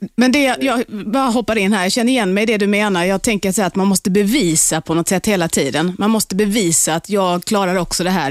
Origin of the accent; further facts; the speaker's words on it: Sweden; first language Swedish; also born or lived in Ethiopia; jag är född i Etiopien och eh, adopterades hit till Sverige